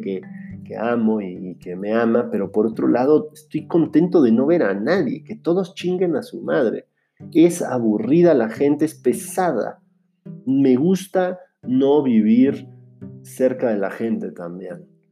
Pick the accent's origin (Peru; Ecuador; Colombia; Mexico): Mexico; moved away as an adult; also born or lived in Finland / Buenos Aires, Argentina; como mexicano puedo decir que sé lo que es ser un estudiante en el extranjero o un migrante